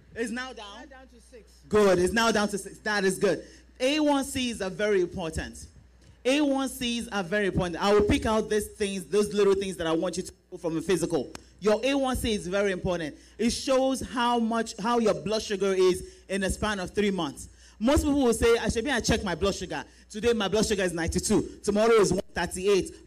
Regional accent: Nigeria; now in United States; we are Nigerian women

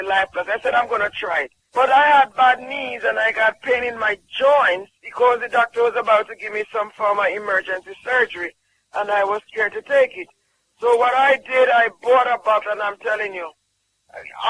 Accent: Jamaica; I'm from Jamaica

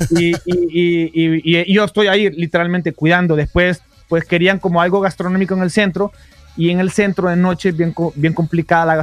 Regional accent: Guanaja, Bay Islands, Honduras; yo soy de las de la Bahía, de Guanaja

